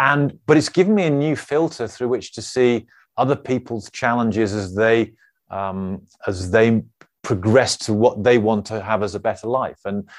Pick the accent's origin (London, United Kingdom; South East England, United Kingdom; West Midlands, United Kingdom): West Midlands, United Kingdom; Birmingham; accent: Birmingham; oh, my Birmingham accent came out there.